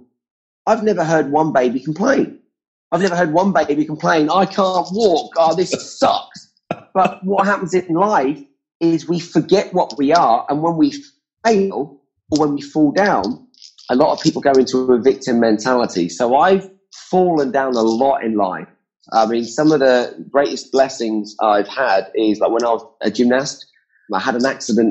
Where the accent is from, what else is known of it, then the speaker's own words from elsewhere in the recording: England, United Kingdom; I'm from England